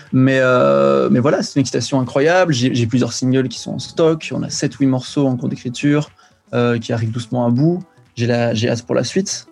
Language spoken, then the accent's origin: French; Belgium; Moi, je suis de Belgique, donc euh, autant en Belgique, je pourrais ramener la famille, ça ferait 100 personnes